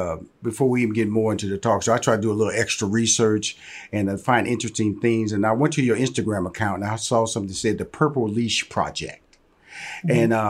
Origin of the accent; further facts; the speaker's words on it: Houston, Texas, United States; I'm a Texas boy, born and raised in Houston, Texas.